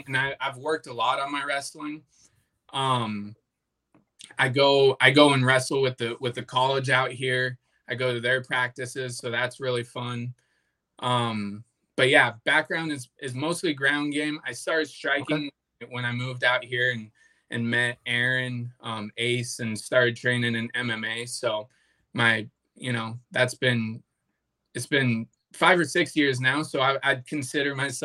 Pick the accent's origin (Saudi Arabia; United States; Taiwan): United States; Flagstaff, Arizona; he had an affiliate gym up in Flagstaff, which is where I was born and raised